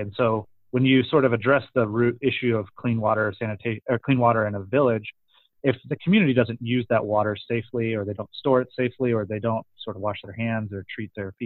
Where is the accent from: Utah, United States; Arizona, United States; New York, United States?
Arizona, United States; Gilbert; now in San Luis Obispo, United States; I'm from Gilbert, so I'm from your neck of the woods